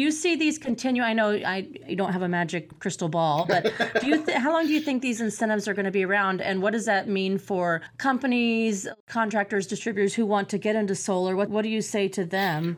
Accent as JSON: {"language": "English", "town": "Champaign", "region": "Illinois", "country": "United States", "tie": "born or raised there", "said": "my hometown for Champaign Urbana."}